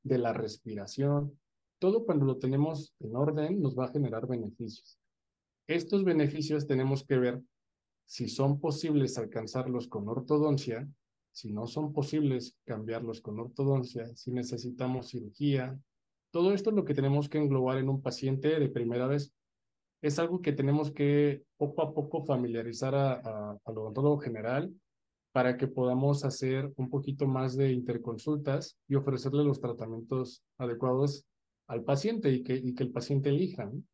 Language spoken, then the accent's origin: Spanish; Mexico City, Mexico; moved away as an adult; now in Querétaro, Mexico; soy de la Ciudad de México y estudié mi licenciatura en Ciudad Universitaria, en la UNAM